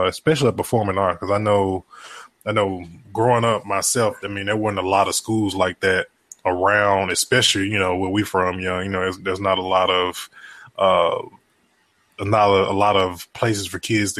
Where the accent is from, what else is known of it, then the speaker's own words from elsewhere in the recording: Mississippi, United States; moved away as an adult; we're both from Mississippi